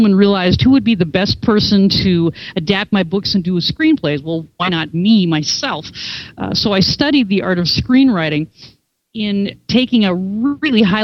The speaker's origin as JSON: {"language": "English", "region": "Minnesota", "country": "United States", "moved": "yes", "said": "I'm from Minnesota"}